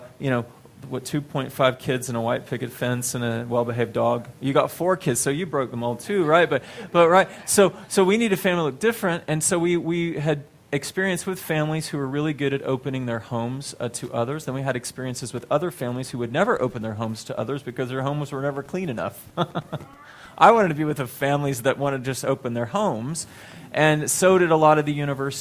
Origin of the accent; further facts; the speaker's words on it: Texas, United States; moved away; I'm from Texas originally